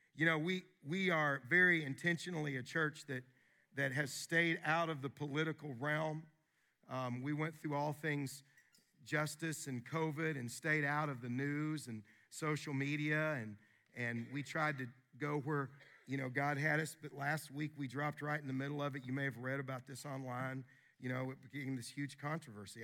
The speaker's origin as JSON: {"language": "English", "town": "Wilmore", "region": "Kentucky", "country": "United States", "tie": "born or raised there", "moved": "yes", "said": "in my hometown at Asbury University"}